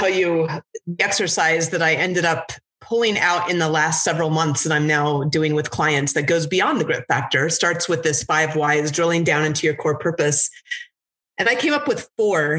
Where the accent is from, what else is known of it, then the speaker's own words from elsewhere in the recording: Alaska, United States; also born or lived in Washington State; now in Washington, United States; I grew up in Alaska